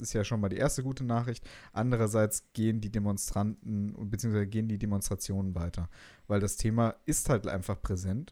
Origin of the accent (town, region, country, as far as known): Hesse, Germany